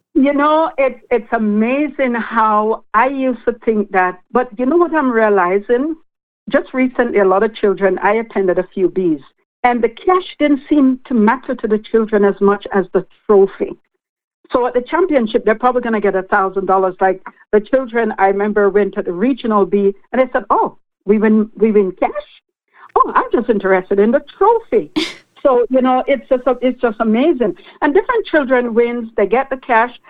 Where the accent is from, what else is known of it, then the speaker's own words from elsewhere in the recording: Lucea, Hanover, Jamaica; now in Canada; growing up in Jamaica